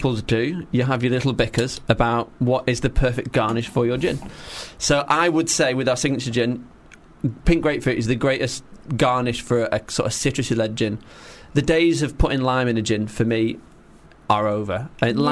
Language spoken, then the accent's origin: English; Manchester, North West England, United Kingdom; I'm from Manchester